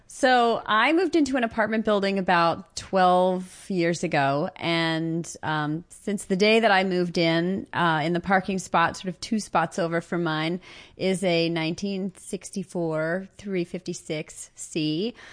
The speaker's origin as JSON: {"language": "English", "town": "Los Angeles", "region": "California", "country": "United States", "tie": "born or raised there", "said": "I grew up in the San Fernando Valley"}